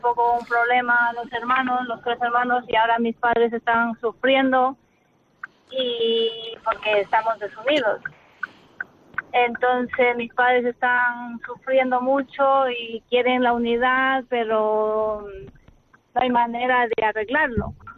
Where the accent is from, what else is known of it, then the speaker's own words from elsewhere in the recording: Ecuador; now in Madrid, Spain; soy de Ecuador